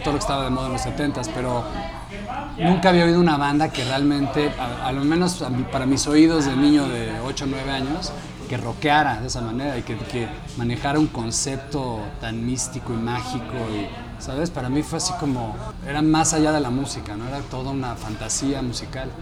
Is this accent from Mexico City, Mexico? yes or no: yes; Mexico City, Mexico; yo crecí también pues, en la Ciudad de México